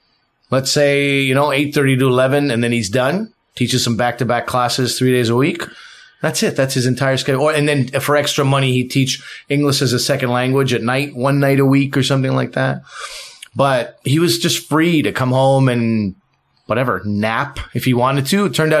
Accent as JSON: {"language": "English", "region": "New Brunswick", "country": "Canada", "tie": "born there", "said": "parents came here, it was like they came to New Brunswick originally, and that's where I was born. I was born in New Brunswick."}